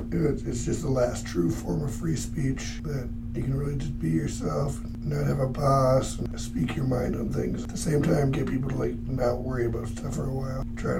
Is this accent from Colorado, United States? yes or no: no; Minnesota, United States; I'm from Minnesota